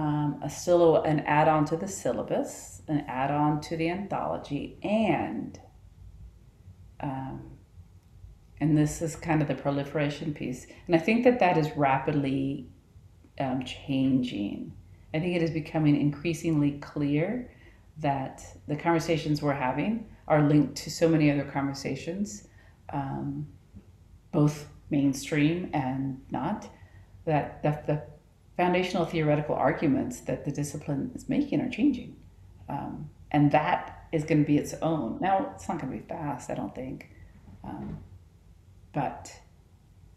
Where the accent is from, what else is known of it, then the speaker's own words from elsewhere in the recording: Texas, United States; moved away as an adult; also born or lived in Utah / Colorado; I grew up in Texas, but now I'm surrounded by mountains.